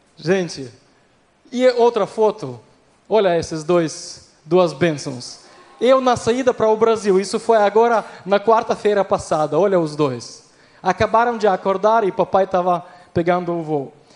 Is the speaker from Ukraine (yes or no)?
yes; Ukraine; Portuguese is a second language; moved away as an adult; also born or lived in Recife, Brazil; eu sou da Ucrânia, nascido na Ucrânia, na verdade, nascido na União Soviética